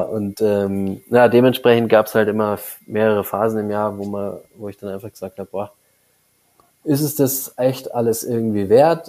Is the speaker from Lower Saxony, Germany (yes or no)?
no; Munich, Bavaria, Germany; komme aus München, also ich bin im Landkreis München aufgewachsen, in München geboren